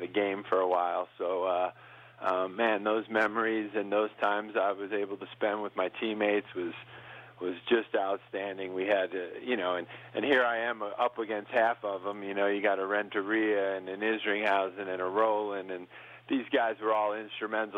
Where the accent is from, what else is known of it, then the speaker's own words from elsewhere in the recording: New York, United States; now in Montana, United States; I grew up in New York